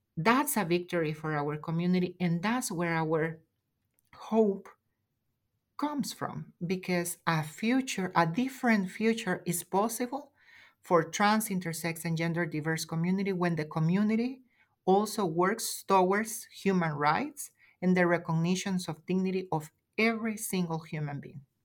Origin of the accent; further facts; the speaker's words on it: El Salvador; moved away as an adult; also born or lived in Washington, D.C., United States; now in San Francisco Bay Area, United States; I'm an immigrant, and also I am an intersex woman from El Salvador. So I fled El Salvador in 2015